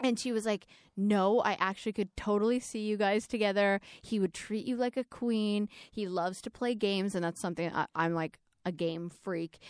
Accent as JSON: {"language": "English", "region": "Alberta", "country": "Canada", "tie": "born or raised there", "moved": "yes", "said": "I grew up in Alberta, in Canada"}